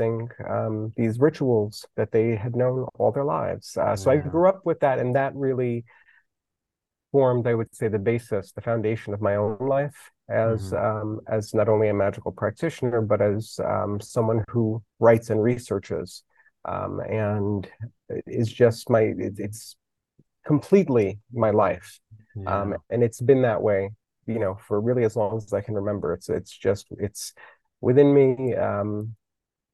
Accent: New York City, New York, United States; also born or lived in Manhattan; I was born in Manhattan, grew up in the Bronx

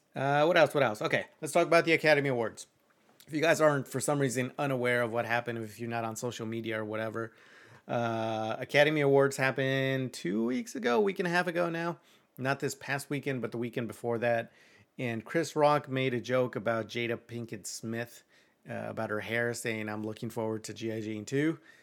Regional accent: Mexico; moved away; I'm, I'm like two hours from Mexico City

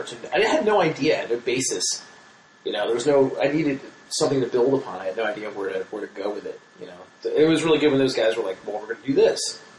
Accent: New Jersey, United States; moved away; when I grew up in South Jersey, outside Philly

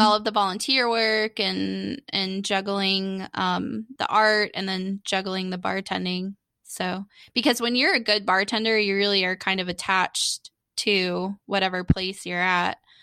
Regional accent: Daytona Beach, Florida, United States; my dad's a cracker, so he's from Daytona as well. We were born in the same hospital, Halifax in Daytona

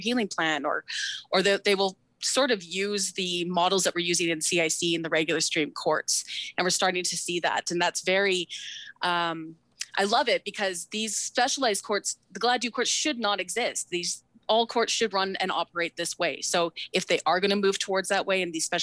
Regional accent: Samson Cree Nation, Alberta, Canada; so I'm Cree. I'm from Samson Cree Nation, located in Musqueam

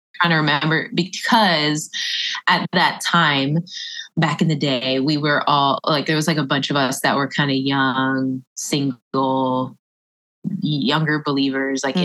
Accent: Orlando, Florida, United States; also born or lived in Philippines / Tampa, Florida; I'm originally from Orlando. I was born in the Philippines, but I was raised in Orlando

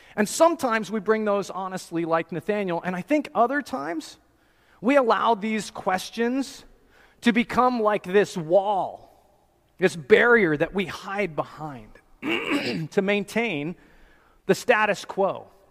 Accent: New Jersey, United States; I'm from New Jersey in America

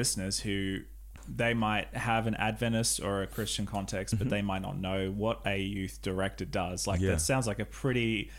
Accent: South New South Wales, Australia; moved away as an adult; now in New Zealand; When I was growing up in South New South Wales Conference

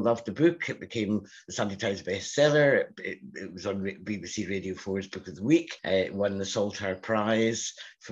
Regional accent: Scotland, United Kingdom; accent: Scottish; As you can hear from my accent, I'm Scottish. I grew up in Scotland.

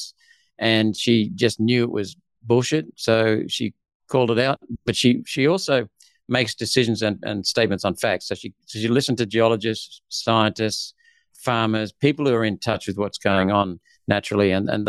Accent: Australia; also born or lived in India / Hunter Valley, New South Wales / Newcastle, New South Wales / central Queensland; I was born in India in 1955. My mother was Australian. My father was Welsh. We came to Australia when I was 7 so that we could get a better education.

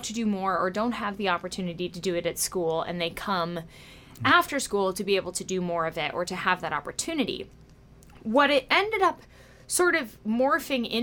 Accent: Quincy, Massachusetts, United States; I grew up in Quincy, Massachusetts, and I always was singing

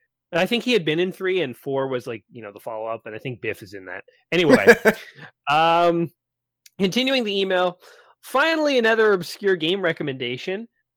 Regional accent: Canada; Well, I am Canadian, so we say things differently.

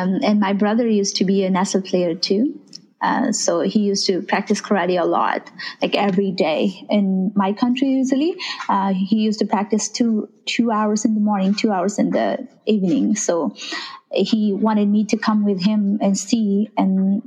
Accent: Nepal; I'm from Nepal, is where you have Mount Everest there

